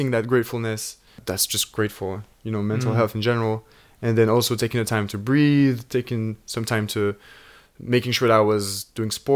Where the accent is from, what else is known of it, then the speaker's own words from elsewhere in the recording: Switzerland; moved away as an adult; now in London, United Kingdom; we're two guys from Switzerland